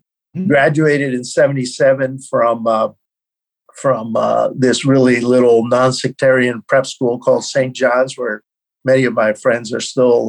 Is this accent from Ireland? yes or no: no; Cuba; born there; Because I was born in Cuba at a sort of interesting time in the history of that little island. Both my parents, Cubans, and all my grandparents really born in Spain.